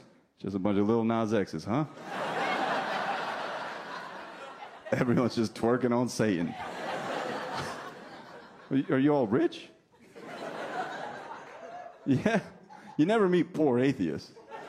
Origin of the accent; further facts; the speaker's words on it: New Jersey, United States; accent: New Jersey; New Jersey. Where's my accent from?